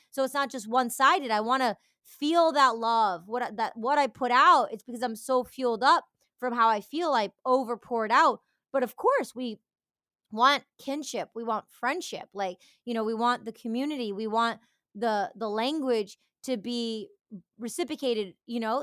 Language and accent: English; Detroit, Michigan, United States; moved away; also born or lived in Los Angeles; I grew up in the Detroit culture going to, um, rave parties